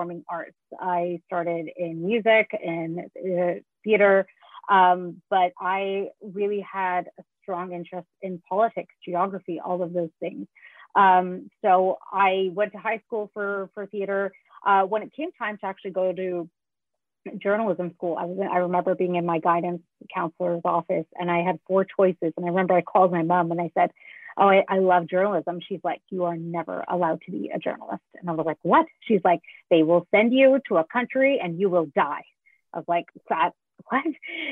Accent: Canada; also born or lived in Sri Lanka; I immigrated to Canada from Sri Lanka

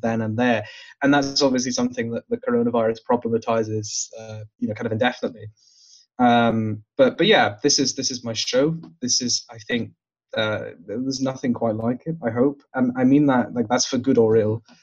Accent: Glasgow, Scotland, United Kingdom; I grew up in the South Side.

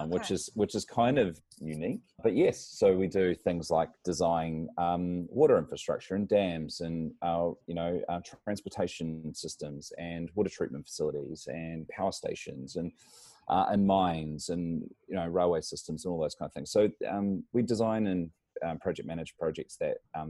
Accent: New Zealand; moved away as an adult; now in Brisbane, Australia; I come from New Zealand, but I find myself living here in Brisbane, Australia

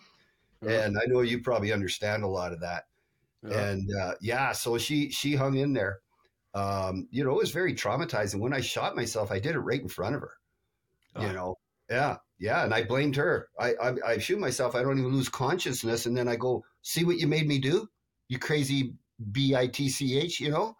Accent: Canada; But yeah, but that's American beer, and I'm Canadian.

